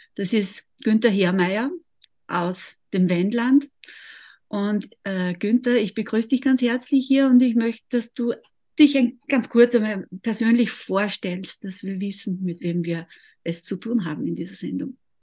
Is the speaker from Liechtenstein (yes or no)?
no; Austria; bei uns in Österreich